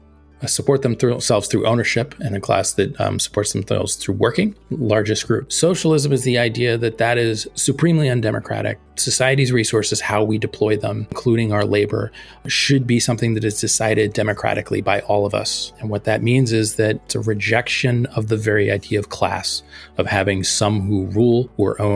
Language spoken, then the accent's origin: English; outside of Philadelphia, Pennsylvania, United States; I grew outside of Philadelphia, and there was not a lot of socialism talk where I grew up either